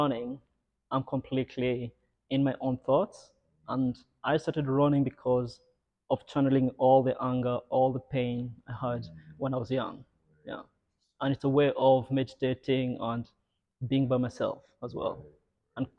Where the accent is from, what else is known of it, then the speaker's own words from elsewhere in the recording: Nairobi, Kenya; now in Netherlands; Originally Kenyan, born and raised in Nairobi.